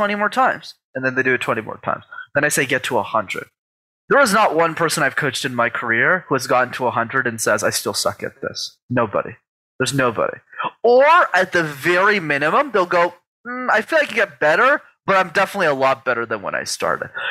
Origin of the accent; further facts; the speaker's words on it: Montreal, Quebec, Canada; I grew up in Montreal in Canada